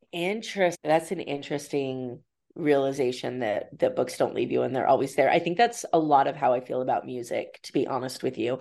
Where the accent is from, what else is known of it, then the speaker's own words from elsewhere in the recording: Idaho, United States; moved away; my hometown in Idaho